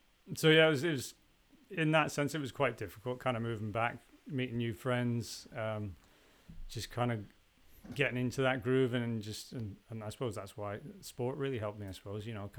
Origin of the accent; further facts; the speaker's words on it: Canada; also born or lived in Isle of Man; I was born on the island and then moved to Canada when I was 4 years old